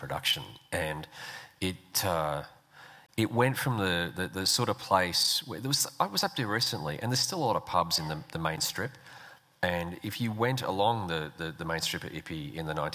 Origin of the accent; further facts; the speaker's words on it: Brisbane, Queensland, Australia; It's my hometown.